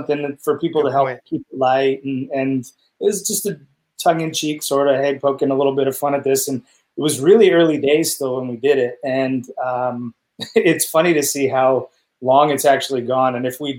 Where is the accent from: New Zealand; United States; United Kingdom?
United Kingdom; England; But also because I'm English, we used to call my grandfather Dar, right?